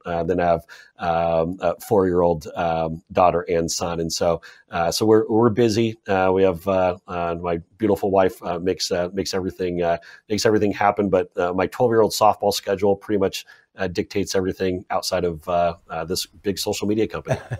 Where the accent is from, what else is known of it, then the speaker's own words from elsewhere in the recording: Seattle, Washington, United States; I grew up in Seattle, Washington, which is in the northwest corner of the United States.